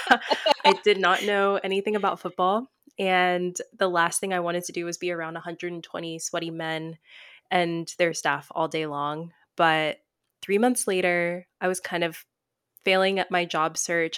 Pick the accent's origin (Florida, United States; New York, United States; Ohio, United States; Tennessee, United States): Tennessee, United States; moved away as an adult; I was away from home, I'm from Tennessee